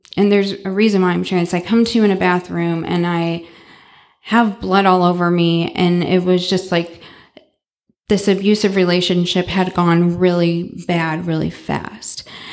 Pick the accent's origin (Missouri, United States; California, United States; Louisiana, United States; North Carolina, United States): Missouri, United States; St. Louis; now in Dallas, United States; I was born and raised in Saint Louis, Missouri